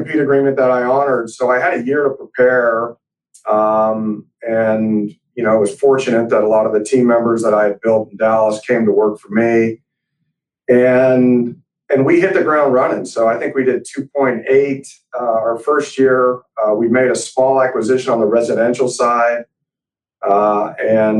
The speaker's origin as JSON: {"language": "English", "town": "Montreal", "region": "Quebec", "country": "Canada", "tie": "born or raised there", "moved": "yes", "lives_now": "Texas, United States", "said": "I was born in Montreal, Canada"}